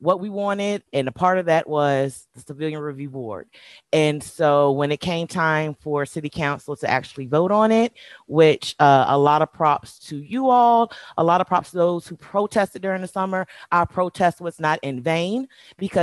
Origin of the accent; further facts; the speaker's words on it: Portsmouth, Virginia, United States; moved away as an adult; also born or lived in Iowa; now in Richmond, United States; I'm originally from Portsmouth, Virginia